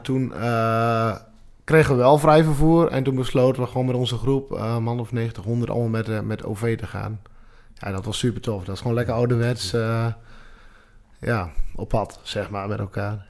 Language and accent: Dutch; Drenthe, Netherlands; geboren en getogen in, eh, in de provincie zelf